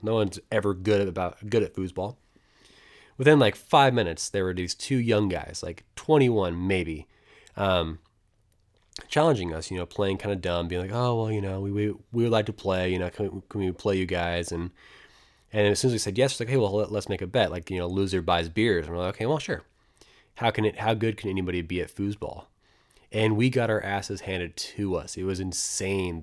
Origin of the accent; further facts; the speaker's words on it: United States; I'm American